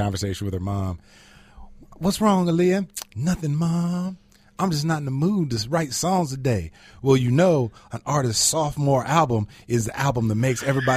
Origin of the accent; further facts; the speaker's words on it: Virginia, United States; I grew up I was born in Virginia